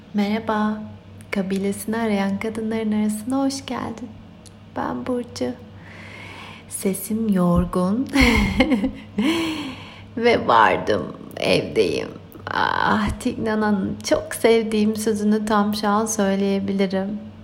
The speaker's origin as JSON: {"language": "Turkish", "country": "Turkey", "tie": "born or raised there", "moved": "yes", "said": "Türkiye benim doğup büyüdüğüm yer"}